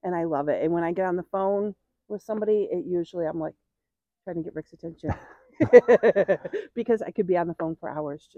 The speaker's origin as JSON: {"language": "English", "region": "New York", "country": "United States", "said": "Yes, we're from New York and we served on a board in New York State."}